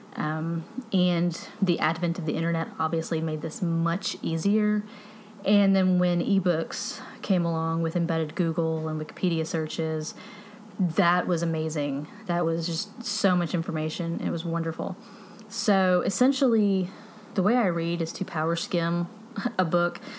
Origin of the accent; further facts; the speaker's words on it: Texas, United States; first language English; I'm from Texas